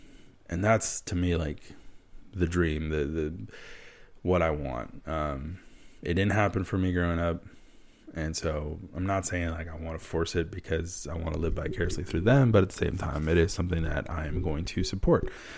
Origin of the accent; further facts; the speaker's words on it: Wisconsin, United States; I hate the Packers. And I'm from Wisconsin. That's the one team I don't follow from Wisconsin.